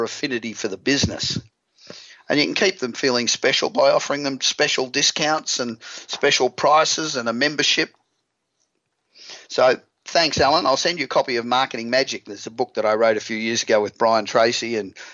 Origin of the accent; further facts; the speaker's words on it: Australia; accent: Aussie; moved away as an adult; now in Los Angeles, United States; I'm from Australia, as you probably realised. I've been in Los Angeles now for 28 years, and I still sound like an Aussie